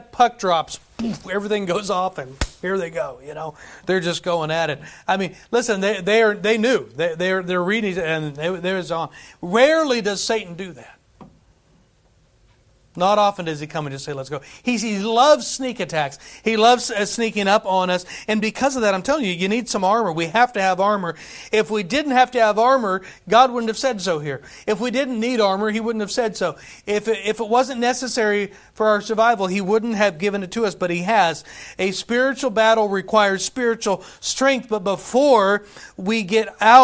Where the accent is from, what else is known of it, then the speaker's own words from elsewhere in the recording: United States; also born or lived in Madagascar; As an American